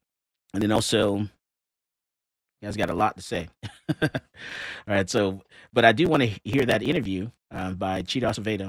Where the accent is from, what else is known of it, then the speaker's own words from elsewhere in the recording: Fort Lauderdale, Florida, United States; moved away; This is in my hometown, Broward County, Fort Lauderdale, Florida.